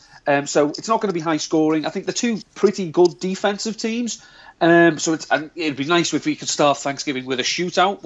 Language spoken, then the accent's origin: English; United Kingdom; accent: British